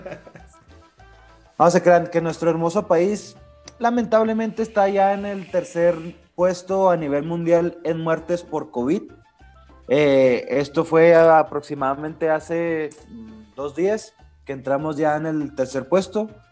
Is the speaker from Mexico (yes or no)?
yes; Mexico; uno como mexicano